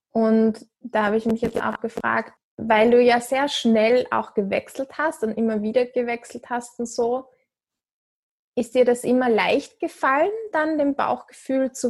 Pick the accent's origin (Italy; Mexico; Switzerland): Switzerland; ich bin ja, Schweizerin.